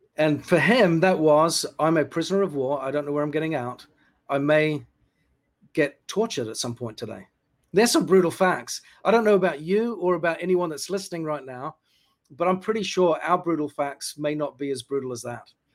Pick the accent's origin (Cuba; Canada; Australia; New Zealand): New Zealand; moved away as an adult; also born or lived in United Kingdom; I was born in the UK, grew up in New Zealand.